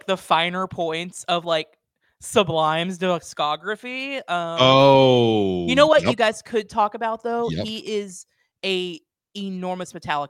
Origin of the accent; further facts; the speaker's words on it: the Ozarks, Arkansas, United States; where I grew up in the Ozarks in Arkansas.